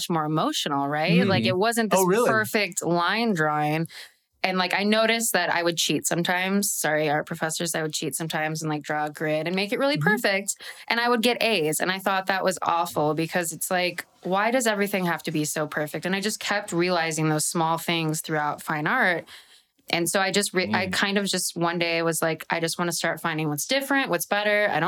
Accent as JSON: {"language": "English", "region": "Midwest", "country": "United States", "said": "I'm a Midwesterner"}